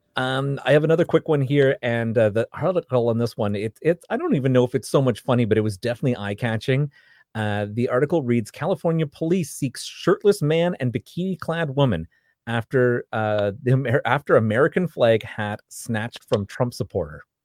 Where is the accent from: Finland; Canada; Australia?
Canada; I'm from Canada